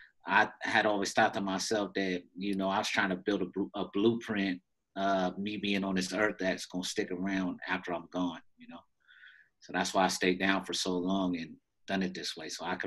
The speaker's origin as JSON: {"language": "English", "region": "Washington", "country": "United States", "tie": "born or raised there", "said": "Because growing up in Washington State, and so my mom was in the military, too, so you know, for a portion of our lives. So we was bouncing around."}